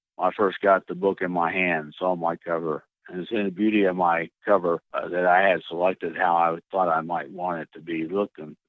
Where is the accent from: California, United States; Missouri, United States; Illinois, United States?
Illinois, United States; moved away as an adult; also born or lived in Washington / New Mexico / Italy; now in Georgia, United States; I was born and raised in Illinois